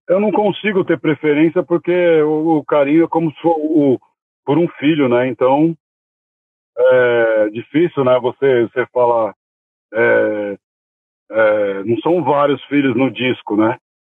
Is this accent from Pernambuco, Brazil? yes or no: no; São Paulo, Brazil; eu sou natural da Zona Norte, né? Nascido e criado na Zona Norte. Sou criado da Zona Norte, de São Paulo.